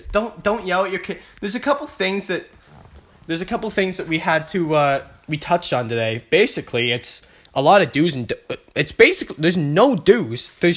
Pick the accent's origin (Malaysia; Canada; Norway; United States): Canada; Vancouver, British Columbia; I'm from Vancouver